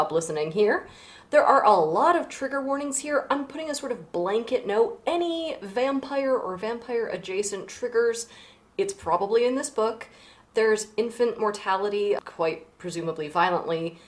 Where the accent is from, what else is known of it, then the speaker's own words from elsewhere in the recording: Vermont, United States; Especially in Vermont, my home state